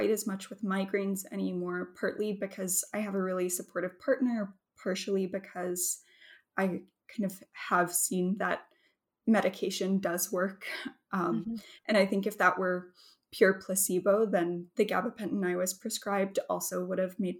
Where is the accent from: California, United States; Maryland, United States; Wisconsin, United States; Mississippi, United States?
Mississippi, United States; Mississippi Delta, United States; moved away; I grew up in the Mississippi Delta